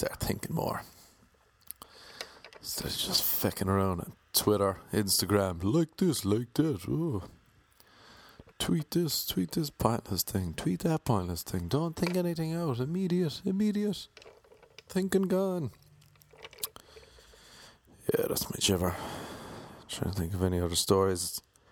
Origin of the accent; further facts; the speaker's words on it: Ireland; accent: Irish; now in Los Angeles, United States; I had an Irish accent